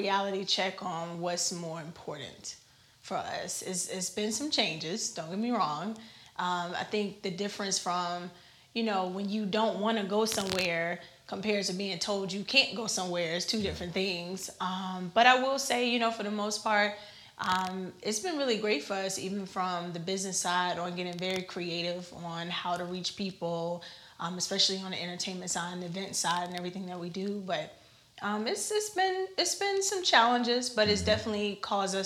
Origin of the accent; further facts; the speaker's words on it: Richmond, Virginia, United States; moved away; I'm originally from Richmond, Virginia